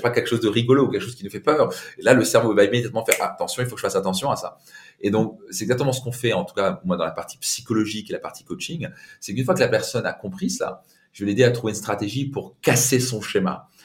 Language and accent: French; Alsace, Grand Est, France; je viens d'Alsace avec un père italien